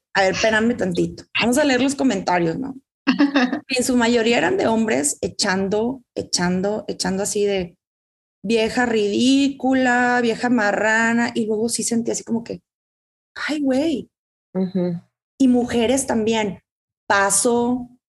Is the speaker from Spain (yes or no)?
no; Mexico; culturalmente crecemos en una, en un México, ¿no? somos latinas